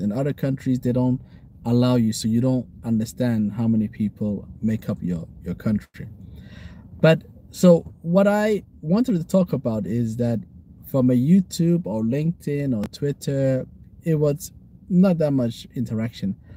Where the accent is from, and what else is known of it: Somaliland, Somalia